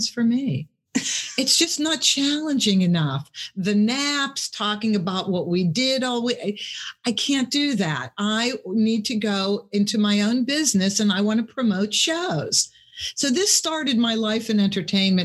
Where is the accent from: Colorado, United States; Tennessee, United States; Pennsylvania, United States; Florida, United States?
Pennsylvania, United States; Pittsburgh; I'm from Pittsburgh.